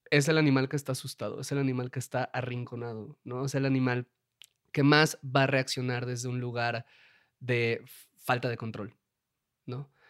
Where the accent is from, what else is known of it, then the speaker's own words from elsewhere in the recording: Puebla, Mexico; aquí el único que salva soy yo, que soy de Puebla, y pues a nosotros sí nos educaron de una manera católica y, este, y de buenas costumbres.